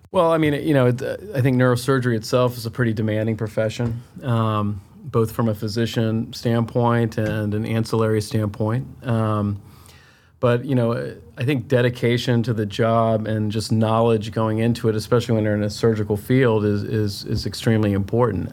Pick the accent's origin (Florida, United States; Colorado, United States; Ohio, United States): Florida, United States; Tampa; moved away as an adult; also born or lived in Chicago / Miami / Philadelphia; I'm originally from Tampa, Florida